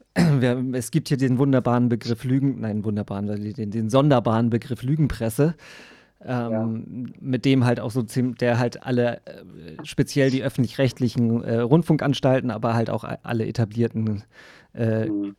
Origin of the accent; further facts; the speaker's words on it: Germany; bei uns in Deutschland und in Europa